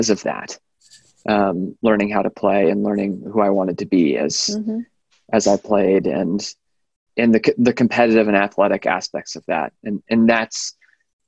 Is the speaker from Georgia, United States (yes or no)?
yes; Atlanta, Georgia, United States; moved away as an adult; also born or lived in Boston, Massachusetts / Cambridge, Massachusetts; now in Sausalito, United States; I was born in Boston, grew up mostly in Atlanta, Georgia